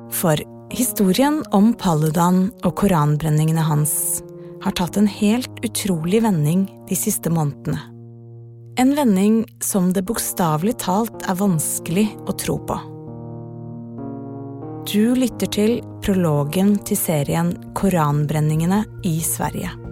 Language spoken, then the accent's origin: Norwegian; Afghanistan; now in Norway; Eh siden krigen i mitt hjemland Afghanistan.